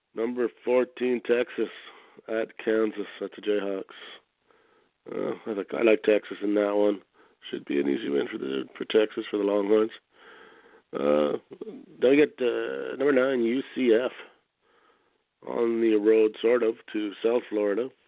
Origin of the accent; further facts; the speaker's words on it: Canada; I'm from Canada